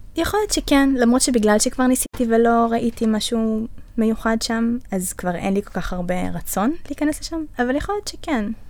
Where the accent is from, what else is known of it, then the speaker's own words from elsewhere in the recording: the Center, Central District, Israel; אני מהמרכז